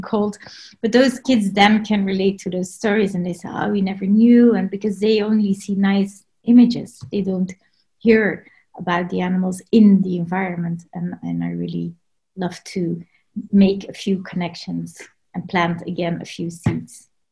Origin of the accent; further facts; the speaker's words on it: Belgium; moved away as an adult; also born or lived in Grand Cayman; now in West Sussex, United Kingdom; I am from Belgium. So that's where I was born and raised